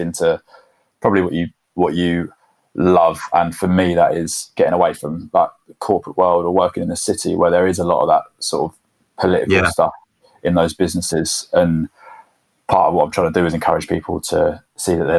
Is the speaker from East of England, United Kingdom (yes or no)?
yes; Luton, East of England, United Kingdom; also born or lived in London; now in Ampthill, United Kingdom; I was born in Luton